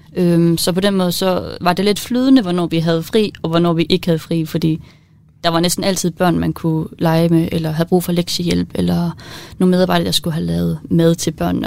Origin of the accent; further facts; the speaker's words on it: Denmark; min hudfarve og mig som dansker